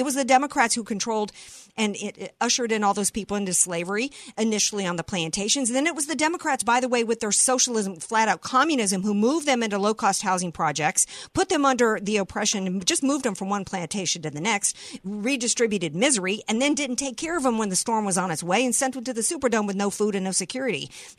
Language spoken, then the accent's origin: English; Deep South, United States; I grew up in the Deep South